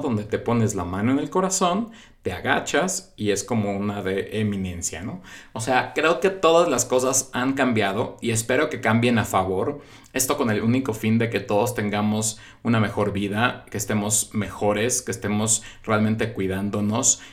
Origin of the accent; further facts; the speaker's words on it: Mexico; en mi país, en México